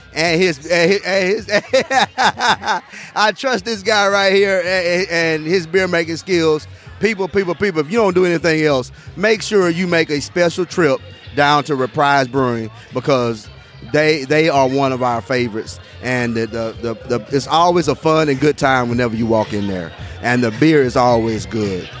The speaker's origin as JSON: {"language": "English", "town": "Tuscaloosa", "region": "Alabama", "country": "United States", "tie": "born or raised there", "said": "born and raised in Tuscaloosa, Alabama, class of 1993"}